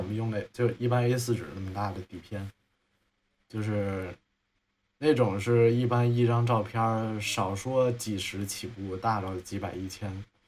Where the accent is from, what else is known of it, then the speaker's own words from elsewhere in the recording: Hunan, China; now in Beijing, China; 因为我是湖南人，然后我就说藤原臭豆腐也不行，然后我就想，那我住在北京